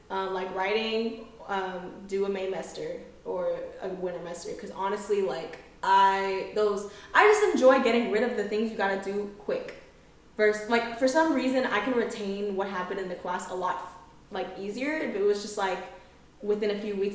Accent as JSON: {"language": "English", "country": "Philippines", "lives_now": "United States", "said": "I've heard of FSA because I am Filipino, and it was a big deal at UNT."}